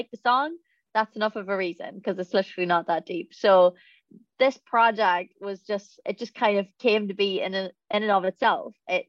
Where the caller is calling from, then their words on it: England, United Kingdom; I come from England.